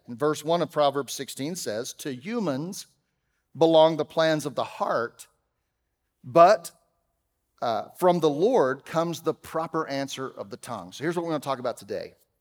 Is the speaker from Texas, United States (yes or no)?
yes; Texas, United States; I'm from Texas